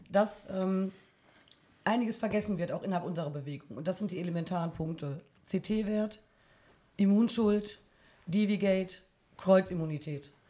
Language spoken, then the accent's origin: German; Bielefeld, North Rhine-Westphalia, Germany; Ich komme tatsächlich aus Bielefeld.